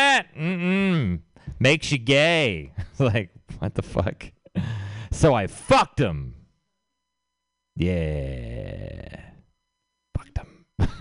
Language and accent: English; Texas, United States; moved away; I'm from Texas